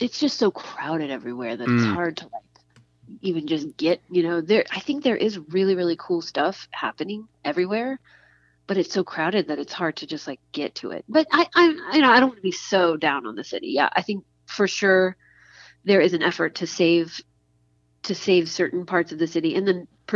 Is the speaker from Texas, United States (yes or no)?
yes; Midland, Texas, United States; moved away as an adult; also born or lived in Santa Barbara, California; now in Austin, United States; I grew up in West Texas, right? In a town called Midland, the oil